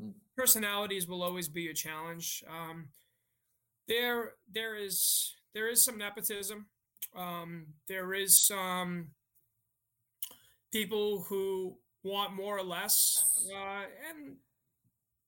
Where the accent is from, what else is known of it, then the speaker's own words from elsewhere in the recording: Malden, Massachusetts, United States; moved away as an adult; now in Grand Forks, United States; I am from Malden, Massachusetts, and I currently live in Grand Forks, North Dakota